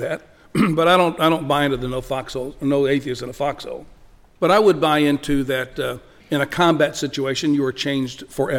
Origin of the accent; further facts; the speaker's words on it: El Paso, Texas, United States; El Paso.